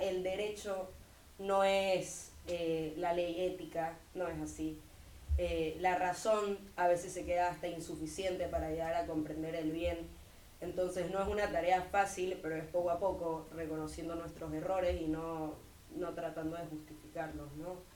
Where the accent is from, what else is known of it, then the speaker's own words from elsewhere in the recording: Santa Cruz de la Sierra, Santa Cruz, Bolivia; vengo de Santa Cruz, Bolivia